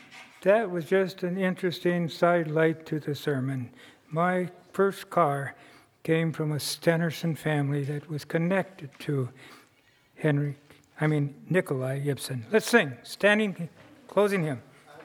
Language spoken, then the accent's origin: English; western Iowa, United States; my hometown in western Iowa.